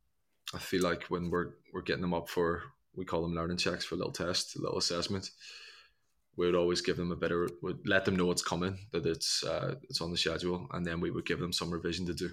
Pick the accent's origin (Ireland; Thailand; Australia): Ireland; growing up in Ireland, you still got castles